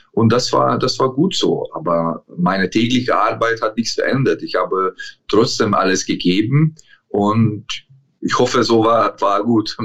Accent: Szombathely, Vas, Hungary; German is a second language; moved away as an adult; also born or lived in Germany / England; die Stadt heißt äh, Szombathely, ist äh, schwer auszusprechen, aber das ist meine Heimatstadt. Ich habe hier, äh, bin ich hier aufgewachsen

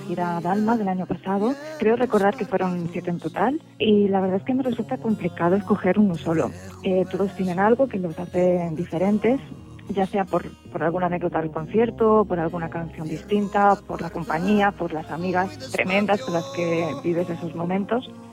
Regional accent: Barcelona, Catalonia, Spain; yo soy de Barcelona

